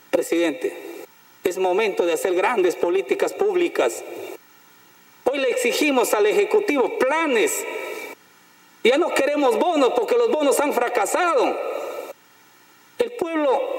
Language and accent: Spanish; Loreto, Peru; la región donde yo nací están los maestros bilingües, presidente. Porque Loreto, la región que tiene 24 lenguas maternas, presidente, 24 nacionalidades indígenas